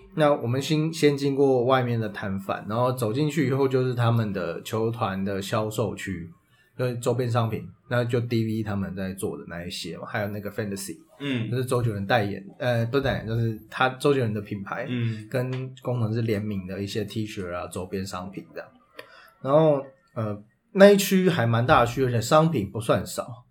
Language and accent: Chinese; Taipei, Taiwan; 我跟Peter都是土生土长台北人